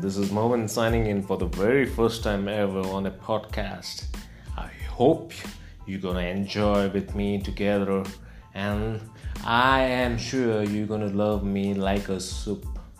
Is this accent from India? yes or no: yes; Goa, India; I'm from the very beautiful state of Goa. India, of course. Yes, I am from India.